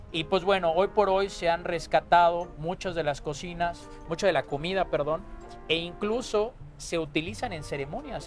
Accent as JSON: {"language": "Spanish", "region": "Yucatán", "country": "Mexico", "said": "el vocablo maya que seguimos utilizando en Yucatán"}